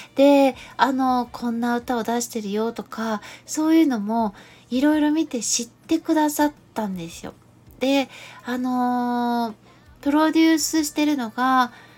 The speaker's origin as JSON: {"language": "Japanese", "region": "Gifu", "country": "Japan", "tie": "born or raised there", "said": "私は岐阜出身ですけど"}